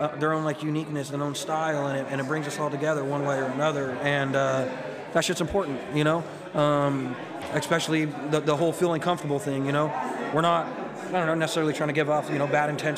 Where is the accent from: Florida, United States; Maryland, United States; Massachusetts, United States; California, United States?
California, United States; San Jose; moved away as an adult; now in Salem, United States; I'm originally from San Jose, California, born and raised